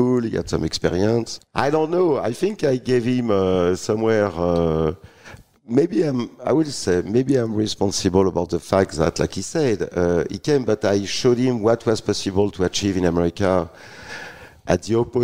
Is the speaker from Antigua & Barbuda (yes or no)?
no; France; English is a second language; moved away as an adult; now in United States; I'm still French, even I spent 20 years here